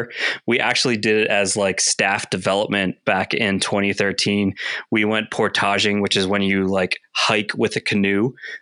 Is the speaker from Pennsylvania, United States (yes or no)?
yes; Greensburg, Pennsylvania, United States; moved away; I'm originally from Greensburg, Pennsylvania, which is about 30 miles east of Pittsburgh. And my family went to a church in Latrobe called Charter Oak Church.